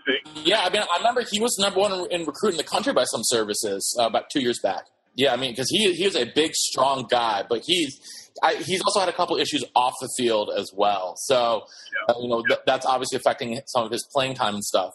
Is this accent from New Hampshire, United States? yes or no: yes; Hanover, New Hampshire, United States; my hometown Dartmouth Big Green